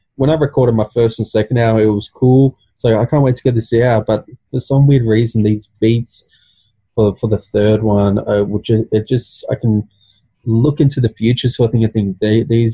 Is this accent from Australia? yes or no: yes; Central Coast, New South Wales, Australia; I'm from the Central Coast.